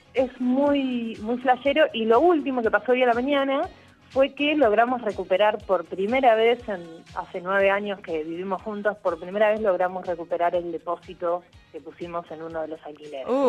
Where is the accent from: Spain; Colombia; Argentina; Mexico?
Argentina; Mar del Plata, Buenos Aires Province; moved away as an adult; now in Buenos Aires, Argentina; nosotros somos de Mar del Plata, dijimos volvamos a lo de mis viejos que tienen allá casa